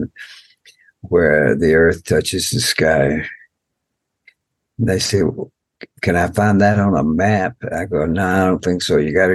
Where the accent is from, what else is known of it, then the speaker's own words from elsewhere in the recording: United States; I'm from the Muscogee Nation